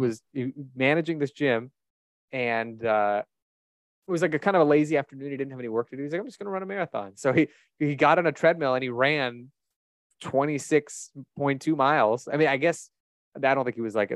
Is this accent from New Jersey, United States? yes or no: no; Omaha, Nebraska, United States; moved away; also born or lived in Israel; I grew up in Omaha